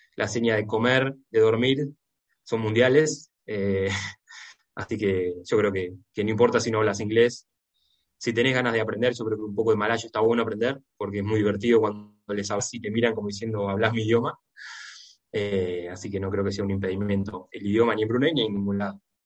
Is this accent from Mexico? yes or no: no; Argentina; Yo, como argentino